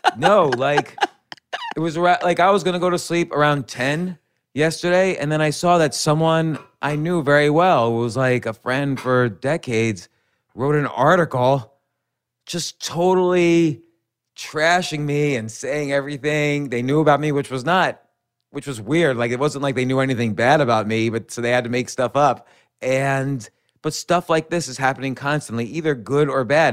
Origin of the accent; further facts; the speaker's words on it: New York City, New York, United States; I was born in Manhattan, raised right around Manhattan, and I've been in Manhattan and New York City my entire adult life